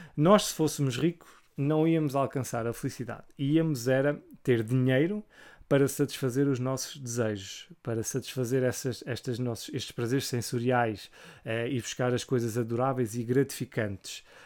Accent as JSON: {"language": "Portuguese", "country": "Portugal", "said": "como português"}